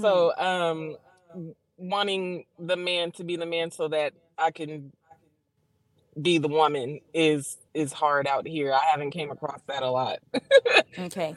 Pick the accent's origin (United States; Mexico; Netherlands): United States; San Bernardino, California; accent: southern; I'm in San Bernardino, about 30 minutes outside